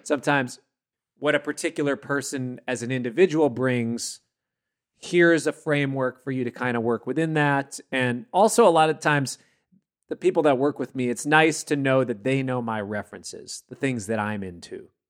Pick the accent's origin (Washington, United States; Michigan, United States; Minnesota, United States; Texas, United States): Minnesota, United States; I grew up in Minnesota